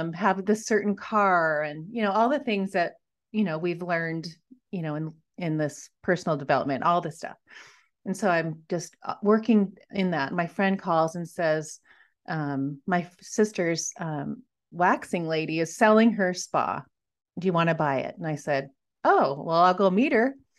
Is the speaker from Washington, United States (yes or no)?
yes; Washington, United States; moved away as an adult; also born or lived in Montana; I grew up in Washington